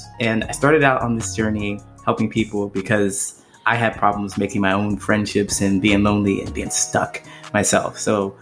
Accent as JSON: {"language": "English", "region": "Ohio", "country": "United States", "tie": "born or raised there", "moved": "as an adult", "lives_now": "Chicago, United States", "said": "I grew up in that town. And when I left the town"}